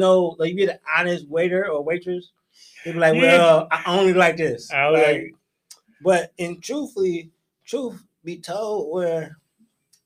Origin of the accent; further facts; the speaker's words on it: Detroit, Michigan, United States; moved away as an adult; I'm originally from Detroit, east side of Detroit. I've been down here for 5 years